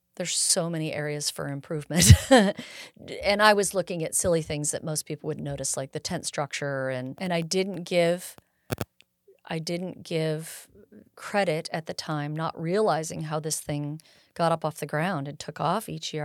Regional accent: Bay Area, California, United States; moved away as an adult; also born or lived in Sierra foothills, California; I was born in the Bay Area, and, uh, and migrated up to this area after my parents retired

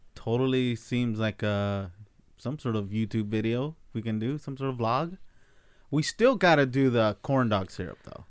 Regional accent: United States; I'm American

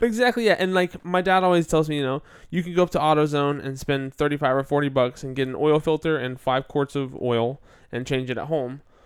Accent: United States

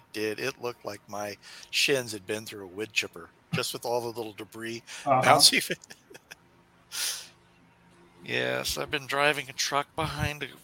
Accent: Kansas City, United States

